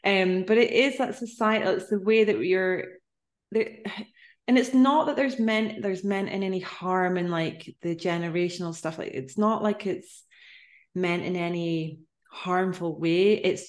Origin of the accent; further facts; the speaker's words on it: Inch, Ireland; also born or lived in London; I'm from a small town place. Well, I'm from Inch, which is like, yeah, we're, you know, it's tiny, small, little place. I love it so much, but it's a similar type of thing where I moved away, lived in London also, and I would come back.